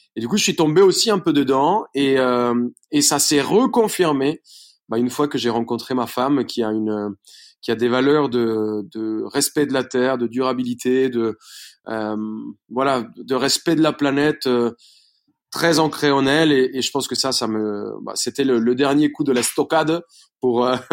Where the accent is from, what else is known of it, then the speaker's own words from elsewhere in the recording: Bogotá, Colombia; French is a second language; moved away as an adult; now in France; je suis, colombien. Je suis né à Bogota